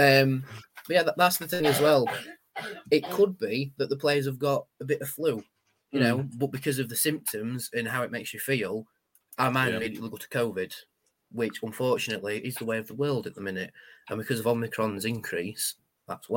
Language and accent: English; United Kingdom; we're the British